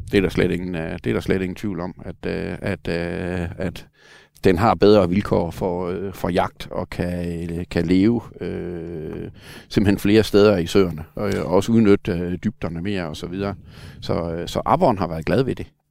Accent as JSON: {"language": "Danish", "country": "Denmark", "said": "jeg kommer fra Sønderland, hvor vi havde nogle lokale mosehuller"}